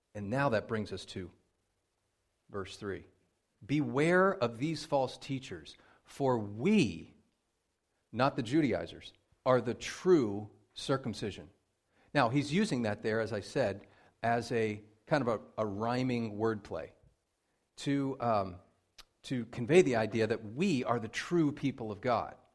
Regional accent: Pennsylvania, United States; moved away; I grew up in Pennsylvania

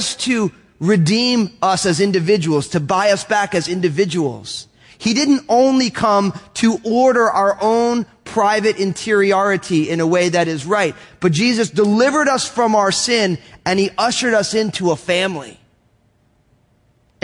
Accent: Northeast, United States; I'm all Italian from the Northeast.

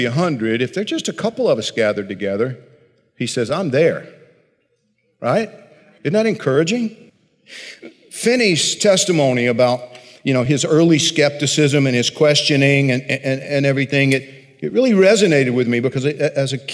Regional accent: Georgia, United States; I grew up in Georgia, tobacco country

